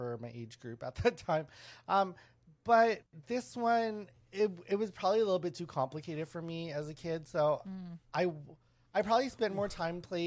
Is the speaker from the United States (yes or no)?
no; Winnipeg, Manitoba, Canada; I grew up around Filipinos in Winnipeg